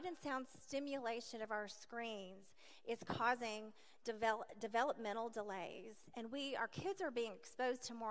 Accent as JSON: {"language": "English", "town": "Nashville", "region": "Tennessee", "country": "United States", "tie": "born or raised there", "also_born_or_lived": "Lewisburg", "said": "I was raised in Nashville, as I shared, in an alcoholic family."}